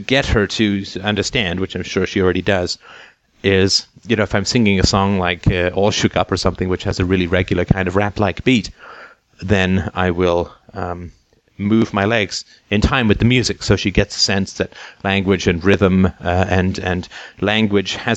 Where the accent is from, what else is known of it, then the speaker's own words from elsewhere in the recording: England, United Kingdom; growing up in England